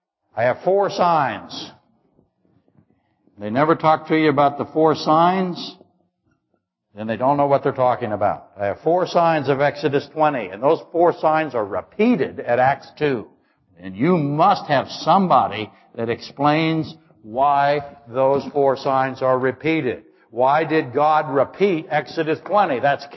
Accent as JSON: {"language": "English", "region": "Alaska", "country": "United States", "said": "Yeah, I really am. You're from London, I'm from Alaska."}